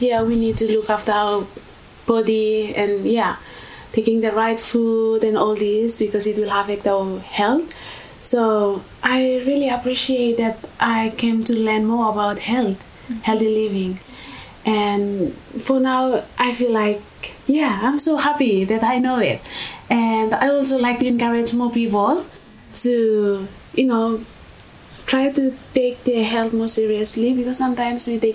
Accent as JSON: {"language": "English", "country": "Vanuatu", "moved": "as an adult", "lives_now": "Australia", "said": "I'm from Vanuatu"}